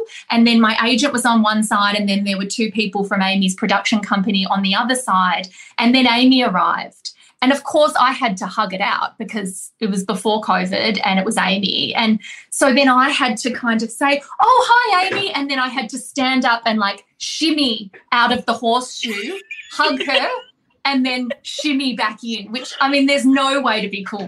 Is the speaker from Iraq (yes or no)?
no; Australia; I'm Australian